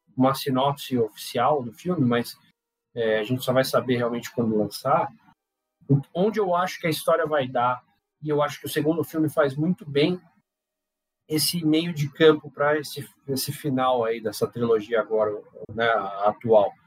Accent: São Paulo, Brazil; also born or lived in Manaus; sou de São Paulo, mas eu morei em Manaus.

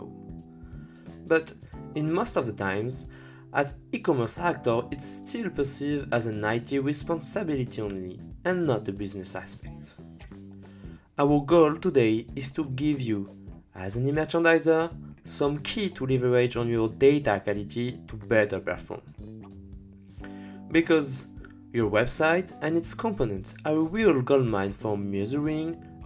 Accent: France; accent: French; English is a second language; with my French accent

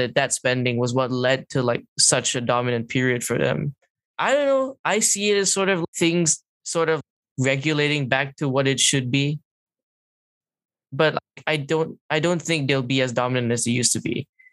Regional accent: Malaysia; I'm Malaysian

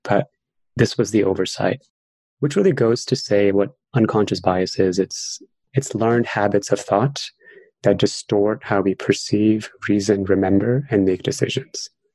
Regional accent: New York City, New York, United States; I grew up in New York City and I was bullied quite a lot as a child. I had an accent because I moved here when I was 10 years old

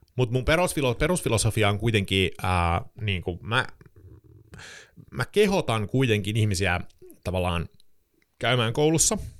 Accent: Sweden; Finnish is a second language; moved away as an adult; also born or lived in Stockholm, Sweden; now in Helsinki, Finland; mä oon siis äh, Ruotsin kansalainen, äh, varttunut Ruotsissa ja suomi on minun kolmas kieli englannin ja ruotsin jälkeen

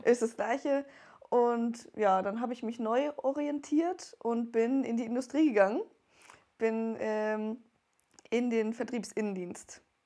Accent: Wertheim, Baden-Württemberg, Germany; ich komme aus Wertheim

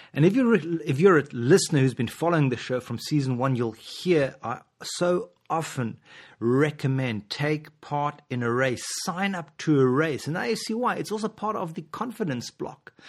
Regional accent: South Africa; moved away; I'm from South Africa originally

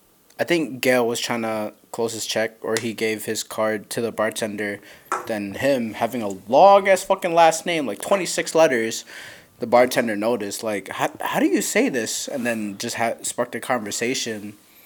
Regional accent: Ohio, United States; I'm from Ohio.

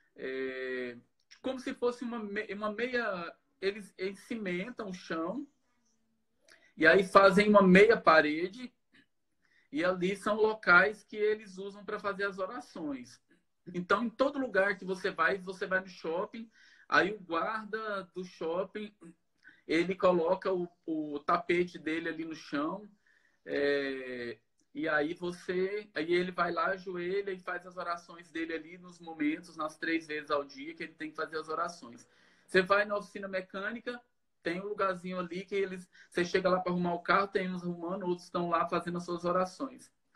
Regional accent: Goiás, Brazil; moved away as an adult; now in Senegal; eu sou natural da cidade de Sédios, lá em Goiás

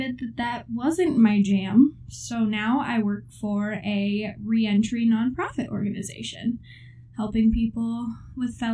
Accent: Fort Wayne, Indiana, United States; also born or lived in Bloomington, Indiana; we're both from Fort Wayne, Indiana.

